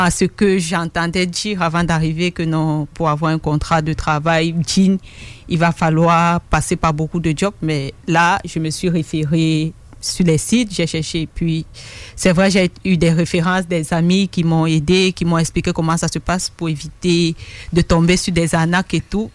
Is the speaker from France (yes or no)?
no; Cameroon; moved away as an adult; now in Quebec, Canada; Je viens du Cameroun